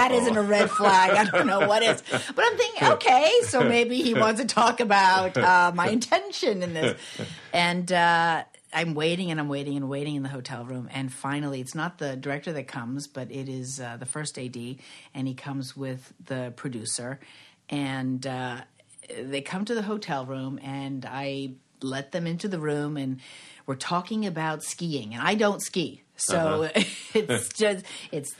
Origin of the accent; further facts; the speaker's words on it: Framingham, Massachusetts, United States; moved away as an adult; also born or lived in New York; I grew up in Framingham, Massachusetts. Very suburban lifestyle.